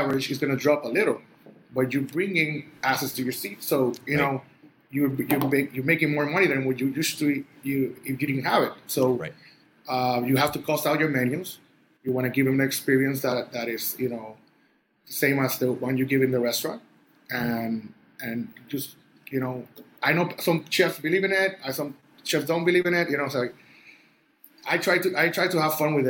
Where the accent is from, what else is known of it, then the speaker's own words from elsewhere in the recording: Puerto Rico; moved away as an adult; now in Miami, United States; born and raised in Puerto Rico.